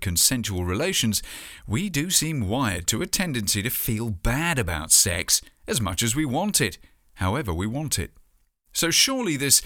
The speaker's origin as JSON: {"language": "English", "country": "United Kingdom", "tie": "born or raised there", "said": "my home country"}